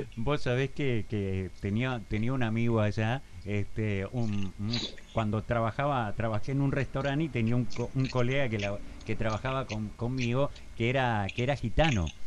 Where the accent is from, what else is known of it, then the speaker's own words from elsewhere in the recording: Argentina; also born or lived in Spain; obviamente soy argentino hasta la médula, pero creo que mi segunda casa es España porque, bueno, la verdad viví, ocho años de mi vida